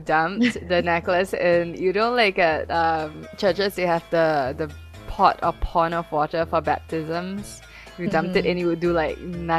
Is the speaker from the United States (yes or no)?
no; Singapore; I'm Chinese Singaporean